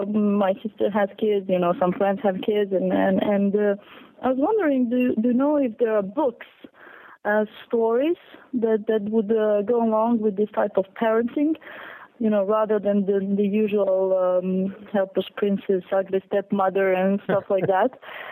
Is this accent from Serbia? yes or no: yes; Serbia; now in Paris, France; I'm coming from {S4} Serbia, actually, and I live in Paris. Like, it's totally mixed up. And you know, growing up in the war